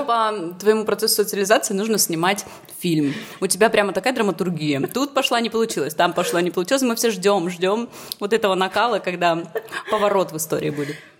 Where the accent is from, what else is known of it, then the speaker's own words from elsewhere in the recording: Irkutsk, Irkutsk Oblast, Russia; moved away as an adult; also born or lived in Saint Petersburg / Tbilisi; now in Budapest, Hungary; Я в девятнадцать лет уехала из Иркутска, из своего родного в Питер